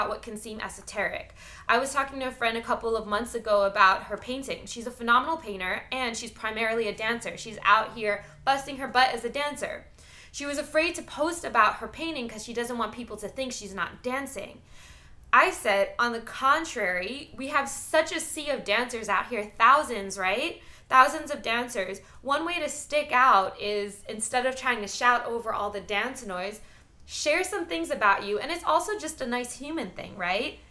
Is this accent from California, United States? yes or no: no; New York, United States; moved away; I'm from New York